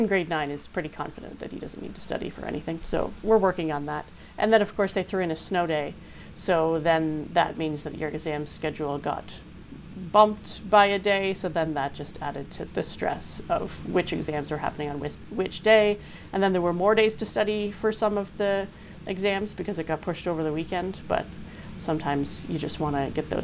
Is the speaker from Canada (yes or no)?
yes; Canada; as Canadians